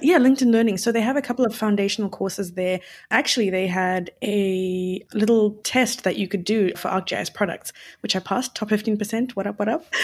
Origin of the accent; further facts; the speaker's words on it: Zimbabwe; moved away; I'm from Zimbabwe